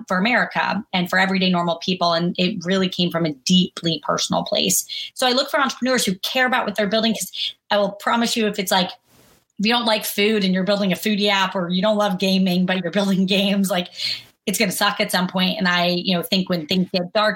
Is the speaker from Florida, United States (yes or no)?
yes; Jacksonville, Florida, United States; also born or lived in Kentucky; I was born in Kentucky, grew up in Jacksonville, Florida, family of doctors and nurses